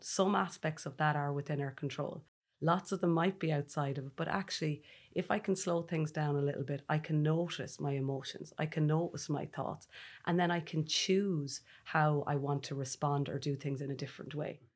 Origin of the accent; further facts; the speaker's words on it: Ireland; as Irish people